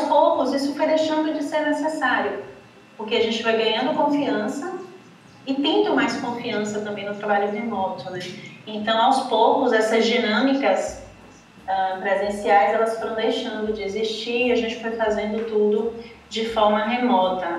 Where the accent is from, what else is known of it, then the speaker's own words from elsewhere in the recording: Salvador, Bahia, Brazil; sou de Salvador